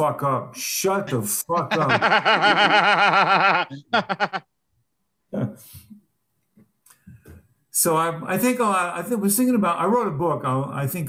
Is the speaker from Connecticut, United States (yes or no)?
no; New York City, New York, United States; also born or lived in Los Angeles; now in South Carolina, United States; I'm coming from the Bronx originally